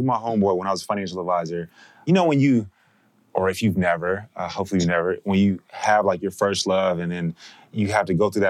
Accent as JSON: {"language": "English", "town": "Dallas", "region": "Texas", "country": "United States", "tie": "born or raised there", "also_born_or_lived": "San Antonio / Mexico", "moved": "as an adult", "said": "I grew up in Dallas."}